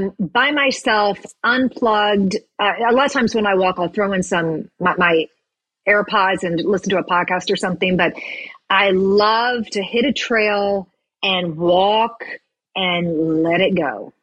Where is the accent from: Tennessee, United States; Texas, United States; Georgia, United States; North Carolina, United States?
Tennessee, United States; That's right. I'm from Tennessee. Banana pudding.